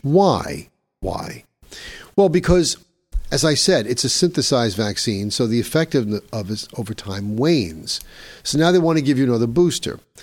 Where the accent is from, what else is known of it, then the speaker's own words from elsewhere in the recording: New York City, New York, United States; my hometown of New York City